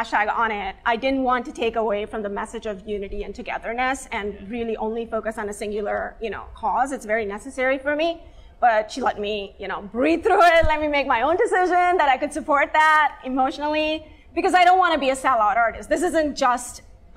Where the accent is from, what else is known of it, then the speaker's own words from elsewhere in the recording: India; moved away; I am Indian. I'm from Asia. I'm an Asian Indian. And growing up brown, even in my culture, I was darker skinned